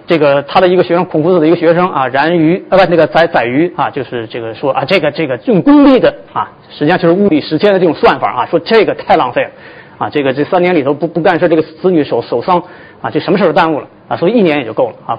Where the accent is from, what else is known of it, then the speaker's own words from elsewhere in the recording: China; moved away as an adult; also born or lived in United States; 我们中国人